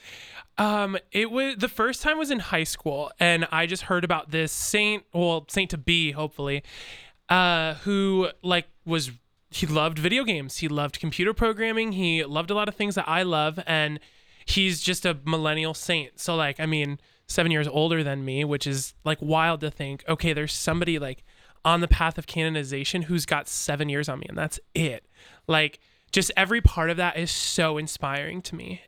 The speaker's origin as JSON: {"language": "English", "town": "Chicago", "region": "Illinois", "country": "United States", "moved": "yes", "lives_now": "Centerburg, United States", "said": "I am originally from Chicago."}